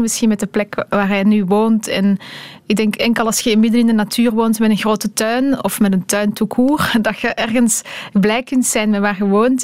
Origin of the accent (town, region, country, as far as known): Belgium; moved away as an adult; now in Brussels, Belgium